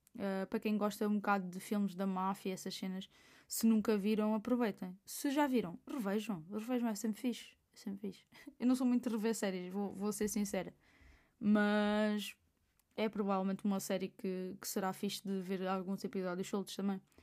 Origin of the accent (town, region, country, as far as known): Portugal